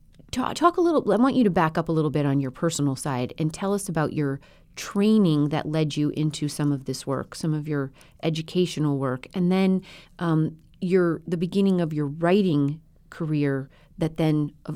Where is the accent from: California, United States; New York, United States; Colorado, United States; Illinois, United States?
Colorado, United States; So I grew up in Colorado at about 8,000 feet west of Denver and definitely in the Ponderosa Pine.